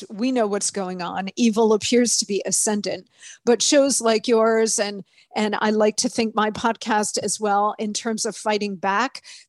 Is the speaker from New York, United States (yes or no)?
no; Fort Huachuca, Arizona, United States; born there; I was born at Fort Huachuca, Arizona, down past Tucson. My father was in the U.S. Army, so I'm an Army brat through and through.